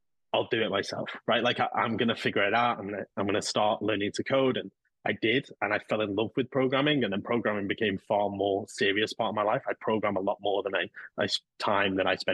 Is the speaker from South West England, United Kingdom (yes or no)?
no; Manchester, North West England, United Kingdom; now in London, United Kingdom; I grew up here in England. I'm originally from Manchester. So I live in London now